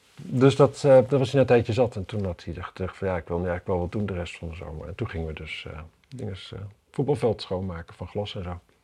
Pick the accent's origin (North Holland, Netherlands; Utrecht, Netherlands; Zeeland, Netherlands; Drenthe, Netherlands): Drenthe, Netherlands; Wapserveen; in Wapserveen bijvoorbeeld, waar ik vandaan kom